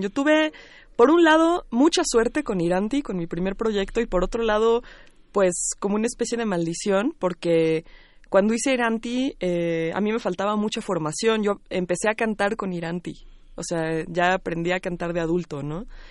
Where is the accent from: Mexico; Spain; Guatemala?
Mexico; Mexico City; yo soy del DF y siempre me he desarrollado aquí